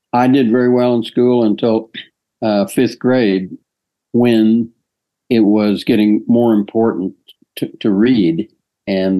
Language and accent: English; Perryton, Texas, United States; the Perryton Rodeo Rotary Club, which my father was a member of.